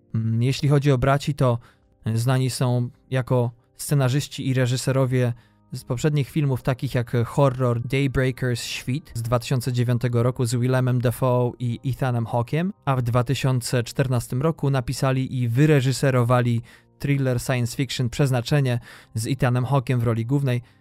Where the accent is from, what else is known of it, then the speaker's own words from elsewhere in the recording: western Poland, Poland; moved away as an adult; Ja wychowałem się na zachodzie Polski